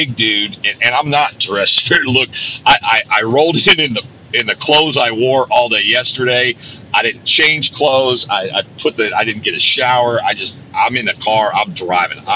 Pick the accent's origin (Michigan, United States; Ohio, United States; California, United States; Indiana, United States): Indiana, United States; Centerville; I was in Stuckey's in Centerville, Indiana, my hometown